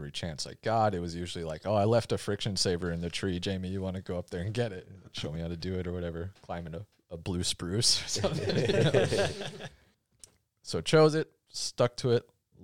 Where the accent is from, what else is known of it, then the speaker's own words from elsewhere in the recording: North Dakota, United States; now in Oregon, United States; I'm from North Dakota, not many trees there